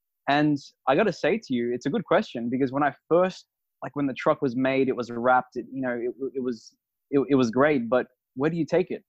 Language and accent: English; Sydney, New South Wales, Australia; moved away; And I moved over here from Australia, Sydney, Australia, about 3 years ago, followed my heart over here.